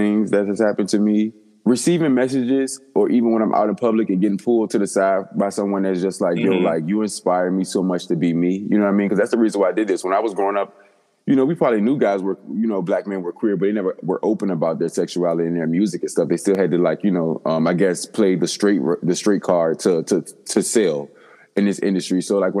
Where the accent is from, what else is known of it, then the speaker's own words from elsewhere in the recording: Virginia, United States; I'm from Virginia.